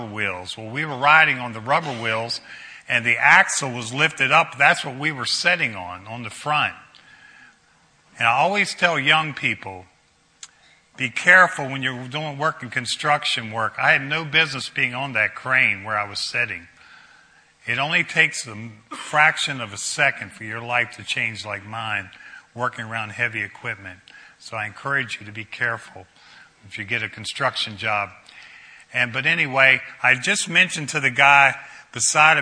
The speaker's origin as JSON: {"language": "English", "town": "Brunswick", "country": "United States", "tie": "born or raised there", "said": "I grew up in Brunswick, played high school football"}